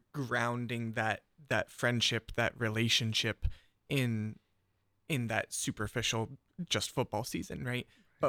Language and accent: English; East Liverpool, Ohio, United States; And I can think of one of my close friends I grew up with out in East Liverpool, Ohio. It's right on the river, a little old steel town